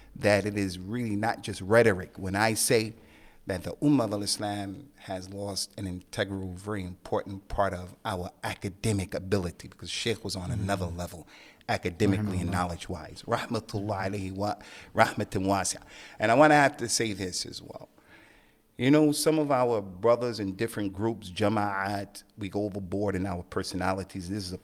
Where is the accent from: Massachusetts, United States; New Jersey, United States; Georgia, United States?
New Jersey, United States; moved away as an adult; also born or lived in Keighley, West Yorkshire; now in United Kingdom; I was born in America on the East Coast in New Jersey, to Mamie Starr, my dad … two loving parents, came from the South.